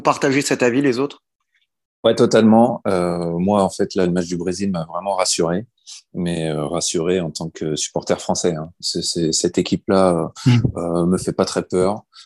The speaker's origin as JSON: {"language": "French", "country": "France", "said": "en tant que Français"}